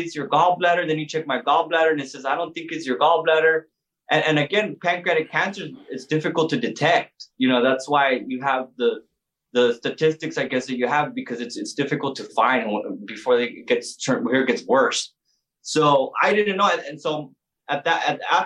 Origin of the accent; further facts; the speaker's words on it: El Paso, Texas, United States; also born or lived in San Antonio / Houston; I'm originally from El Paso, Texas.